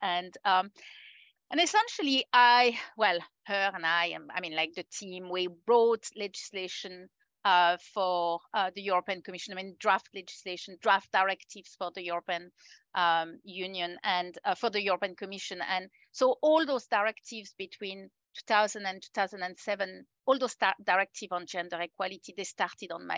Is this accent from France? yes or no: yes; France; moved away as an adult; now in New Zealand; I'm originally French and I have moved to New Zealand about 17 years ago now